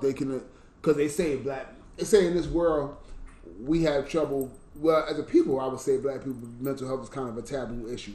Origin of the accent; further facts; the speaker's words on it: New York, United States; I was from New York